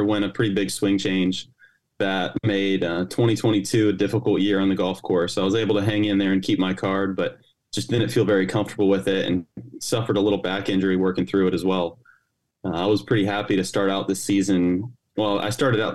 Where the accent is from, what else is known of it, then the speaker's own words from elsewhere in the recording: Tampa, Florida, United States; also born or lived in Charlottesville, Virginia; now in Jacksonville, United States; I was born and raised in Tampa